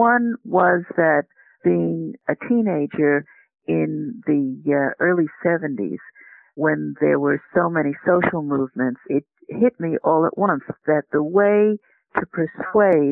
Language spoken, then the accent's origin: English; New York City, New York, United States; I grew up in New York City.